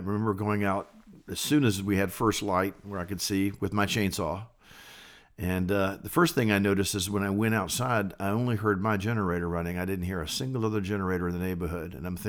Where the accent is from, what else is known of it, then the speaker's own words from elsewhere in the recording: Richmond, Virginia, United States; Yes, I was born and raised in Richmond, Virginia. I sort of lived all over Richmond.